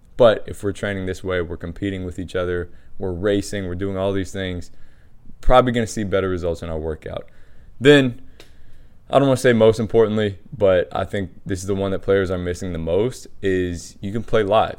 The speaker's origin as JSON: {"language": "English", "town": "Washington", "region": "District of Columbia", "country": "United States", "tie": "born or raised there", "said": "I was growing up in Washington D C"}